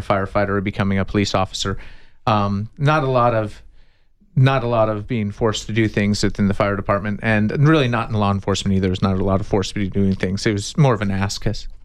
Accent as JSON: {"language": "English", "town": "Tucson", "region": "Arizona", "country": "United States", "tie": "born or raised there", "said": "I've been in Tucson my whole life, born and raised"}